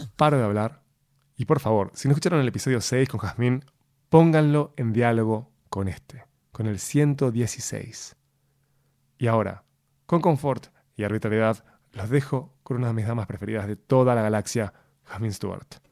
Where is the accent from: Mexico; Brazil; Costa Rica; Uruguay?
Uruguay; soy el único uruguayo que no toma mate.